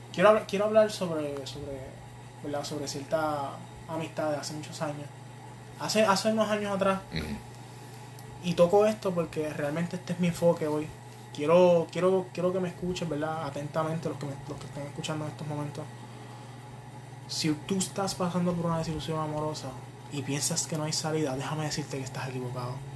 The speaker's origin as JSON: {"language": "Spanish", "town": "Fajardo", "country": "Puerto Rico", "tie": "born or raised there", "said": "yo soy, yo soy nacido y criado en Fajardo."}